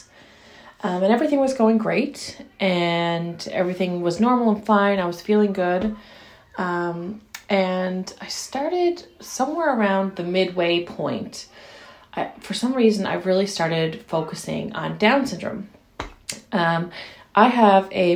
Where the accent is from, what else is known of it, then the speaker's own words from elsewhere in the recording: St. John's, Newfoundland and Labrador, Canada; I'm a mother of two from St. John's, Newfoundland in Canada